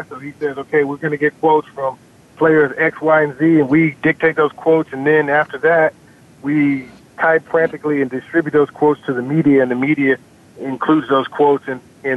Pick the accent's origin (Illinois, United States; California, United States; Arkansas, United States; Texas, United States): Texas, United States; Houston; I grew up in Houston being an Oilers fan